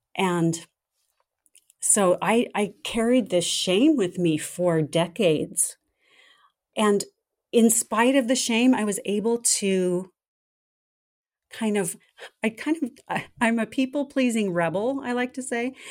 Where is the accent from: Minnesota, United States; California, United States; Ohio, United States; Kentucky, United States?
California, United States; Southern; I grew up in Southern California, right in the heart of the entertainment industry